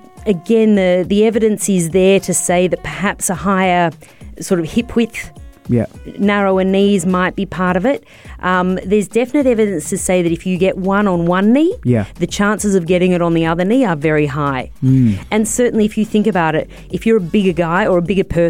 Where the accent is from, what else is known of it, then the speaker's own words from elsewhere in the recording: Australia; I know a lot about Aussie rules because I'm Australian and that's the sport I follow